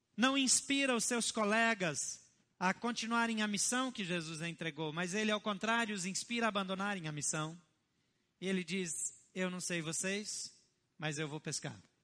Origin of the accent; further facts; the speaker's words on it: Brazil; os meus antepassados que me perdoem, mas eu sou brasileiro